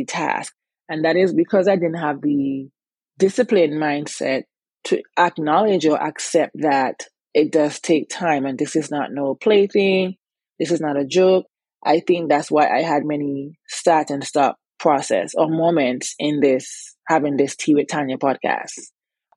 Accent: Antigua & Barbuda; moved away as an adult; also born or lived in New Jersey / New York / Virginia; now in United States; growing up in Antigua, I was very active

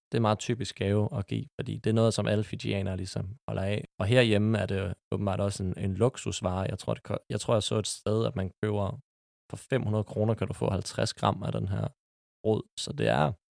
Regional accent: Copenhagen, Capital Region of Denmark, Denmark; Jeg er 25 år og er født og opvokset på Amager.

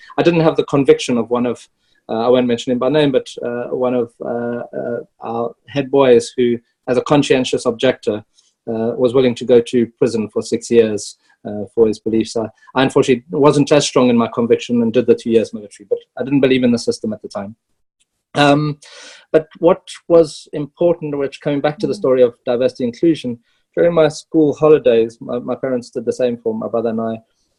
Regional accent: South Africa; moved away as an adult; also born or lived in Zimbabwe; now in Luxembourg; born actually Zimbabwean, but I do tell people I'm South African. Grew up South African, from a mining family, mining middle class family

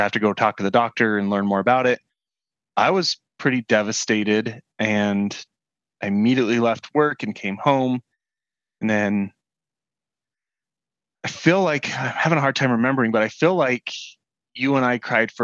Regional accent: Salt Lake City, Utah, United States; I'm from Salt Lake City, Utah

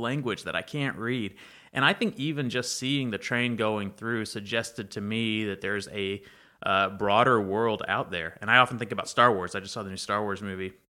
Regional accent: Banks, Alabama, United States; also born or lived in Troy, Alabama; growing up in Banks, the train came through Banks as well.

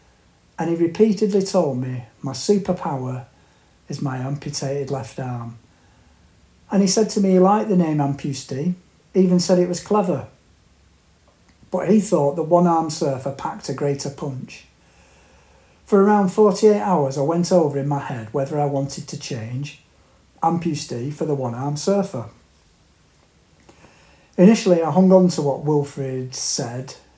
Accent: North West England, United Kingdom; born or raised there; also born or lived in Australia

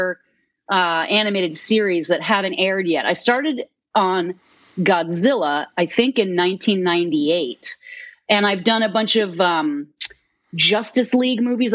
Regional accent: Massachusetts, United States; moved away; growing up in Massachusetts

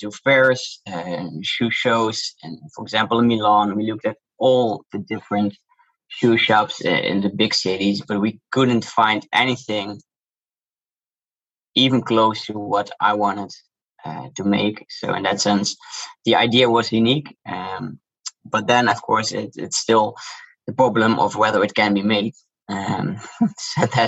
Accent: Netherlands; accent: Dutch; English is a second language; You can hear from my accent, I'm Dutch. And I also grew up in Holland

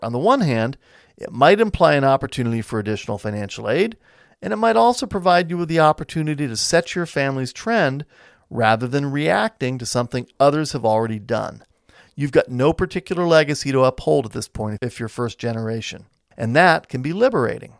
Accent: United States

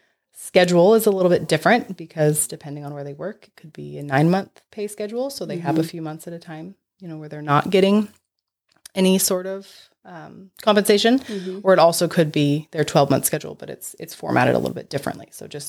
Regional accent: Brookings, Oregon, United States; We're not. I'm from Brookings.

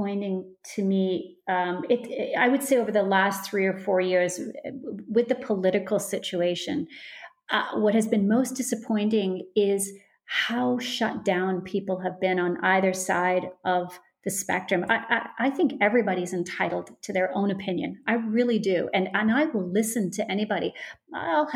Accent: Canada; moved away; I come from Canada. I probably am heavily influenced from the fact that I come from Canada

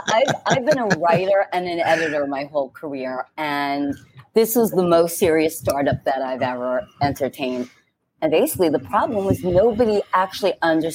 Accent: New York, United States; I'm like, but I'm a New Yorker.

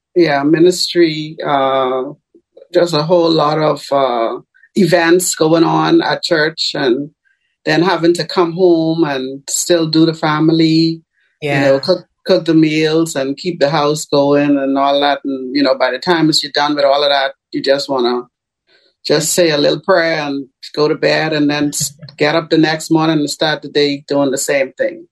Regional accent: Bahamas; I am a citizen of the Bahamas. Uh huh. But I am currently in Tampa, Florida

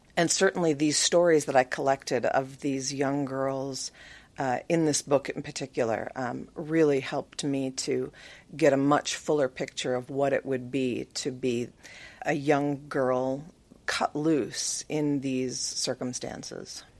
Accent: Minnesota, United States; moved away; I was born in Minnesota.

